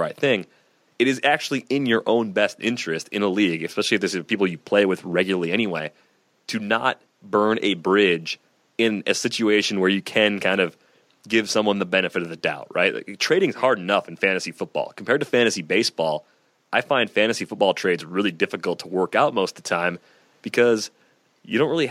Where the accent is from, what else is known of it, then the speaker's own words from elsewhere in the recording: Michigan, United States; moved away; a bunch of friends that I grew up with back in Michigan